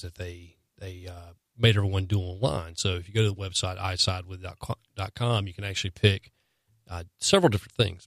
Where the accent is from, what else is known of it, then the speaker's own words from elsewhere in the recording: the South, United States; growing up in, growing up in the South